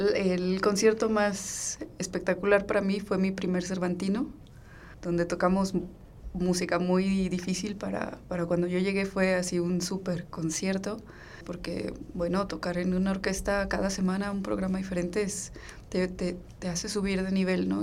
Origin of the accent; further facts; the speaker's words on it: Guadalajara, Jalisco, Mexico; moved away as an adult; now in Guanajuato, Mexico; crecí en Guadalajara